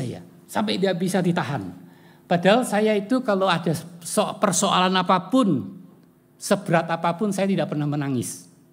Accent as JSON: {"language": "Indonesian", "town": "Semarang", "region": "Central Java", "country": "Indonesia", "tie": "born or raised there", "said": "saya lahir di Semarang ya, dewasa di Semarang"}